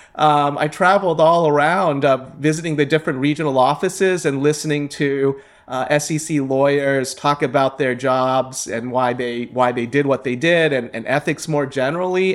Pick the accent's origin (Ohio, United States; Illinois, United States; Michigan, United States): Ohio, United States; I grew up in Ohio. I'm a mid, Midwesterner